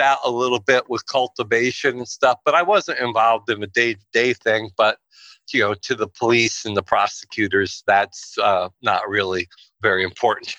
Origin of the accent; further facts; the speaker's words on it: Pawling, New York, United States; moved away as an adult; also born or lived in Los Angeles, California; New York is where I grew up in Pawling, and I moved back there